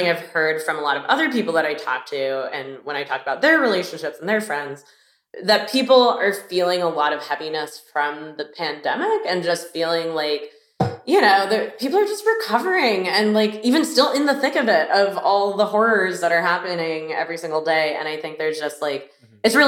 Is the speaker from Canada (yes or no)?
no; Miami, Florida, United States; moved away; also born or lived in Boston; I'm from Miami and, you know, I took the sunshine for granted, but I really did not vibe with like the people there.